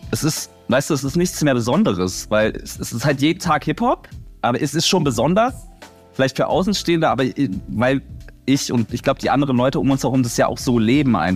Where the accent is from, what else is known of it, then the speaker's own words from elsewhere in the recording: Berlin, Germany; weil ich bin direkt an der Berliner Mauer groß geworden und die wäre voll gesprüht mit Graffiti.